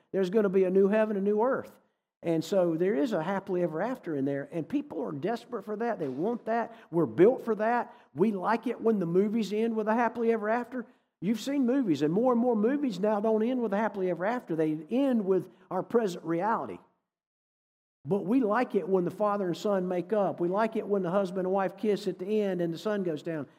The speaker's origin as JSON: {"language": "English", "region": "North Carolina", "country": "United States", "tie": "born or raised there", "also_born_or_lived": "Massachusetts / New England", "said": "I grew up in North Carolina. I've lived in New England, been a few other places, but, um, when I was growing up in the seventies and eighties"}